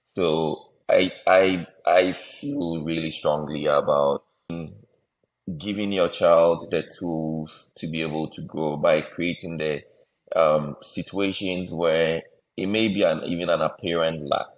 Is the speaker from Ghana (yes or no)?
yes; Ghana; Most of us growing up in Ghana